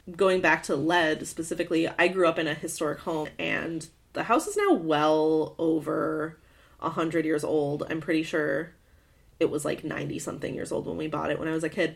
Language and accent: English; Michigan, United States; I grew up in Michigan